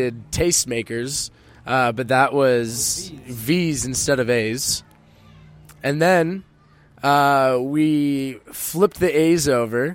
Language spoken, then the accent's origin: English; Cupertino, California, United States; moved away as an adult; also born or lived in San Jose / Santa Clara; now in Los Angeles, United States; South Bay Area, San Jose, Cupertino is where I spent most of my later years, but I bounced around Santa Clara, San Jose, South Bay